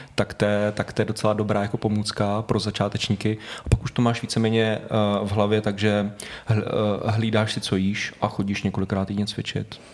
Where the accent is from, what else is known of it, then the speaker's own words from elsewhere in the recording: Prague, Czechia; já jsem doslova, kde to teď natáčíme, tak tady jsem vyrůstal celý život